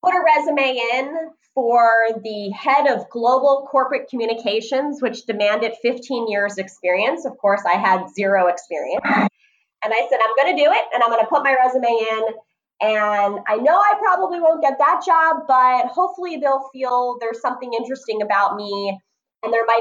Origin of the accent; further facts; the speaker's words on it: New Jersey, United States; I was born and raised in New Jersey.